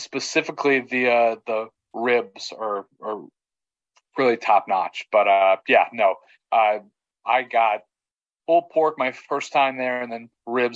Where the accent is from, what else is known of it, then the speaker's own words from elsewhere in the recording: Texas, United States; someone who grew up in Texas